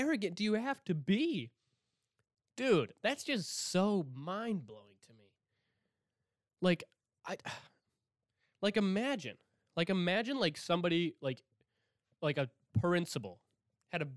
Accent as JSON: {"language": "English", "town": "Milwaukee", "region": "Wisconsin", "country": "United States", "said": "I'm from Milwaukee"}